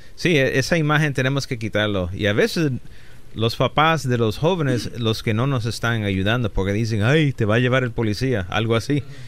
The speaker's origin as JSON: {"language": "Spanish", "town": "Aguadilla", "country": "Puerto Rico", "tie": "born or raised there", "also_born_or_lived": "Chicago, United States / Rochester, New York, United States / New York City, United States", "moved": "as an adult", "lives_now": "Los Angeles, United States"}